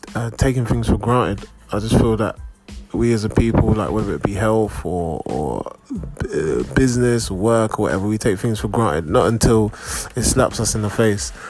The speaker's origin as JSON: {"language": "English", "region": "London", "country": "United Kingdom", "tie": "born or raised there", "said": "I am personally growing up in, in England, growing up in London"}